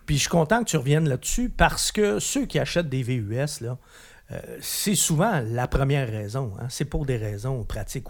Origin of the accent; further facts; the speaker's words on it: Quebec, Canada; chez nous, au Québec, on l'aimait beaucoup